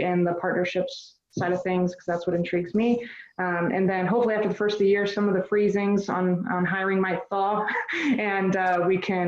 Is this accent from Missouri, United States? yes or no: yes; St. Louis, Missouri, United States; St. Louis, my hometown